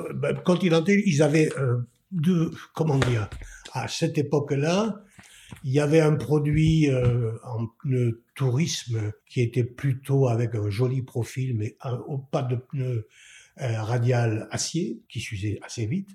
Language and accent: French; Bergerac, Nouvelle-Aquitaine, France; also born or lived in Toulouse / Bordeaux; now in Bergerac, France; je suis né euh, à Bergerac en juin 1948, je suis papa de deux enfants. Euh, j'ai euh, euh, en, fait c'est l'itinéraire d'un enfant de Bergerac